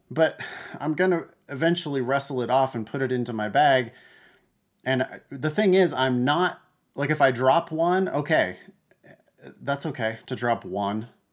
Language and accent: English; Central Valley, Northern California, United States; I grew up in the Central Valley of Northern California